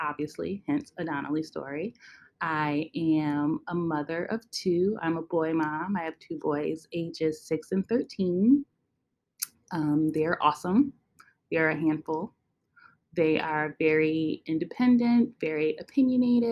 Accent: Western New York, United States; moved away as an adult; now in upstate New York, United States; I grew up in Western New York. Right now I live in upstate New York.

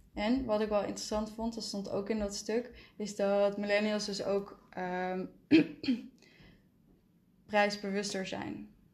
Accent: North Brabant, Netherlands; ik ben een Brabander

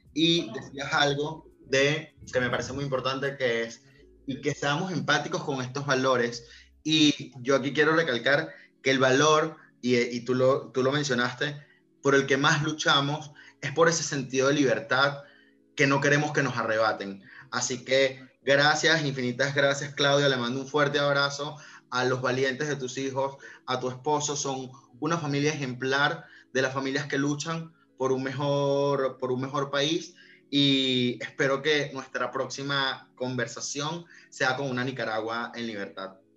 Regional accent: Venezuela; Yo soy venezolano

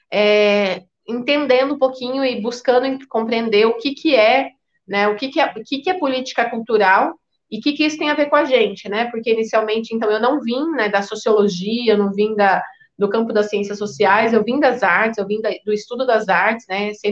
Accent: Paraná, Brazil; now in Campinas, Brazil; eu atualmente moro na cidade de Campinas, estado de São Paulo, vim do Paraná, então minha formação vem lá do Paraná

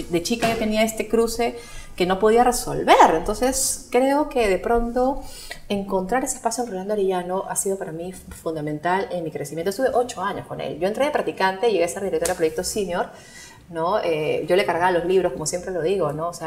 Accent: Lima, Peru; O sea, yo vengo de Lima con mi visión de Perú

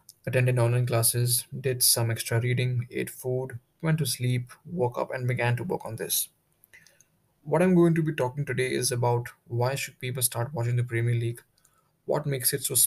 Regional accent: New Delhi, Delhi, India; I'm from New Delhi, in second year

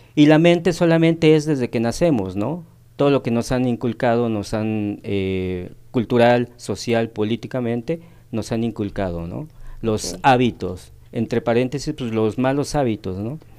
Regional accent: Tehuacán, Puebla, Mexico; moved away as an adult; now in Cancún, Mexico; soy originario de aquí de Tehuacán, nací en Tehuacán. Ya radico aproximadamente más de 23 años en la ciudad de Cancún

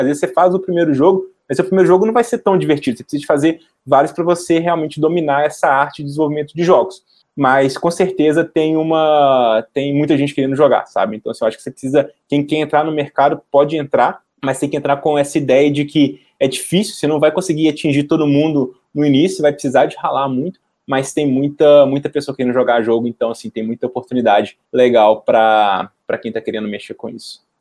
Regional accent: Belo Horizonte, Minas Gerais, Brazil; eu sou de Belo Horizonte

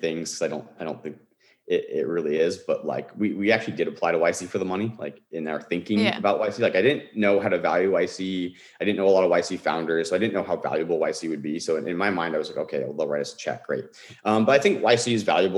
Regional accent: Bay Area, California, United States; I grew up in the Bay Area

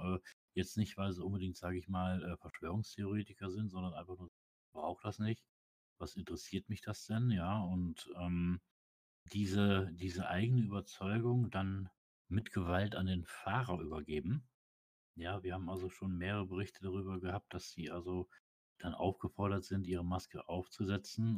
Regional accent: Osnabrück, Lower Saxony, Germany; ich komme ja aus Osnabrück

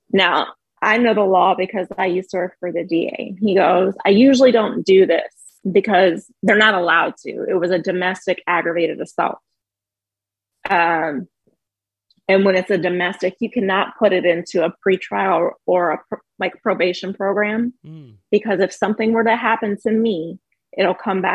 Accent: the South, United States; We're from the South.

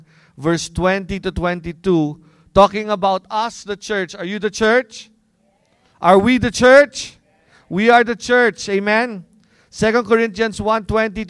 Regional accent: Philippines; since we're Filipino

